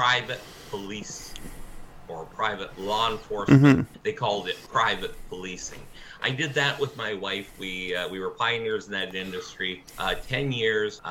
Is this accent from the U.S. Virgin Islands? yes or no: no; Niagara Falls, Ontario, Canada; Well, I am Canadian, mm-hmm. and I am from Niagara Falls, Canada, and that's in Ontario, in the province of Ontario.